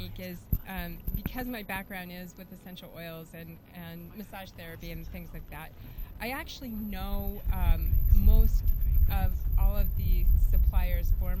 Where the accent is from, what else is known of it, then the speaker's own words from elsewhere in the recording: Albuquerque, New Mexico, United States; And coming back from Santa Fe, I grew up in Albuquerque